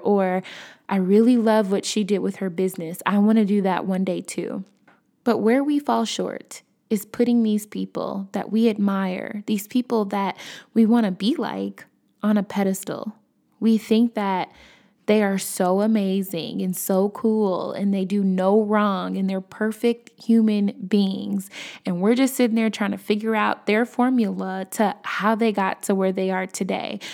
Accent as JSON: {"language": "English", "town": "Chicago", "region": "Illinois", "country": "United States", "said": "I'm from Chicago"}